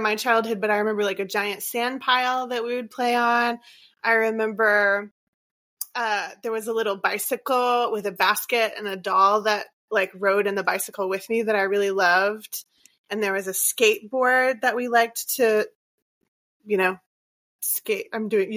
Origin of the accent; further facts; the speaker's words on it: Port Arthur, Texas, United States; also born or lived in Round Rock, Texas; I'm from the Golden Triangle area of Southeast Texas. So between Beaumont, Port Arthur, and Orange. And so I was born in Port Arthur and lived in the area except for that year or so.